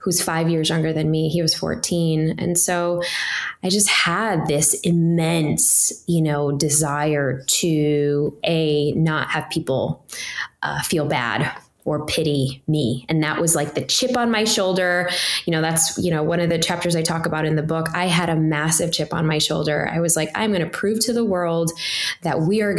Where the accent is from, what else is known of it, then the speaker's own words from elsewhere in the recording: Chicago, Illinois, United States; I grew up in Chicago